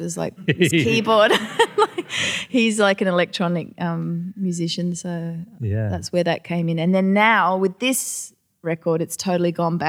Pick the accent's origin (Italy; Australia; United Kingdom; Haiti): Australia; accent: Australian; I was like really over-accentuating my Australian accent to the point where I find it painful to listen to.